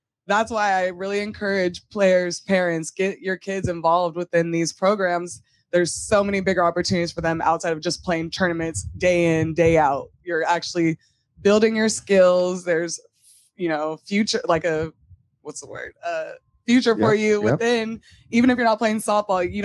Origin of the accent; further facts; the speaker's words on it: Long Beach, California, United States; I'm from Long Beach, California